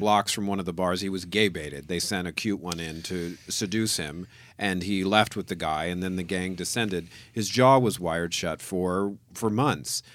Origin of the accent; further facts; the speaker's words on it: New Orleans, Louisiana, United States; I grew up in New